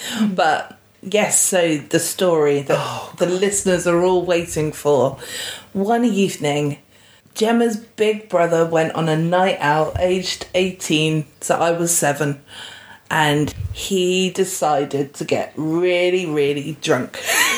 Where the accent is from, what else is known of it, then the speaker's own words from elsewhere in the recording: Romford, London, United Kingdom; born there; I was born in London, in Romford, in Old Church Hospital in Romford, Essex, and... Then when I was about two, I think it was, we moved down here